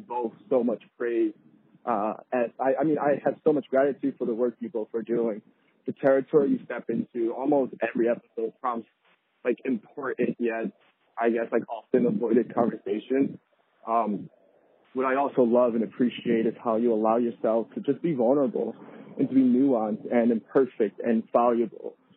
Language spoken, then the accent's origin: English; Philadelphia, Pennsylvania, United States; I'm from Philly as well